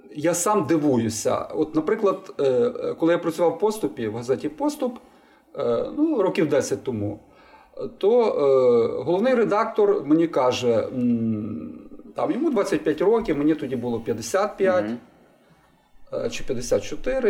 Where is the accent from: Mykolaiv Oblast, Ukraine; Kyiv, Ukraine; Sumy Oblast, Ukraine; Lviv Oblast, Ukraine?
Lviv Oblast, Ukraine; Lviv; я народився у Львові і виріс у Львові.